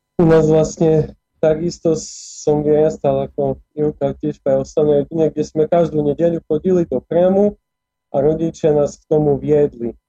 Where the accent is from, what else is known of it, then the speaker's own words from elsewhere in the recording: Košice, Košice Region, Slovakia; also born or lived in Prešov; narodil som sa v Košiciach, vlastne 26 rokov, 26 a pol som žil v Košiciach, tam som vyrastal